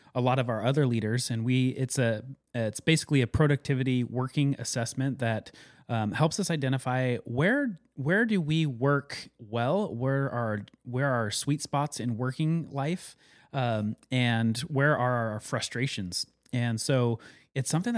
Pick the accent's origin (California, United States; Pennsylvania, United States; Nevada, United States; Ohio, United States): Nevada, United States; Carson City; moved away; when I grew up in Carson City, Nevada